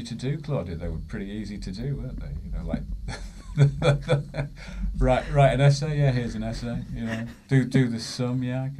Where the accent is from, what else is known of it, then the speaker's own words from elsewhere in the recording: Huddersfield, Yorkshire and the Humber, United Kingdom; now in London, United Kingdom; I'm basically from the north of England, a town called Huddersfield in West Yorkshire.